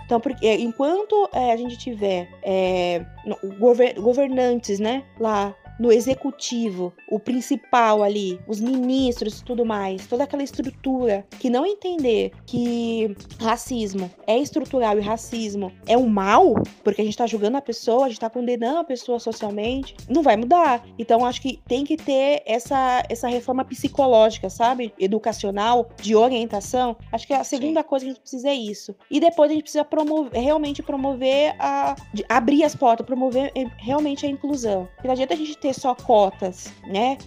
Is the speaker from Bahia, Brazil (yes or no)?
no; São Paulo, Brazil; eu sou do centro de São Paulo, então andando na Sé